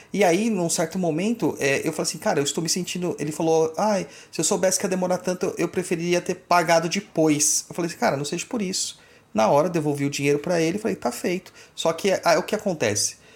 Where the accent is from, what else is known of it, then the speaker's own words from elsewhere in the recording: Goiás, Brazil; É, é, cidade não, estado. Eu sou de Goiás.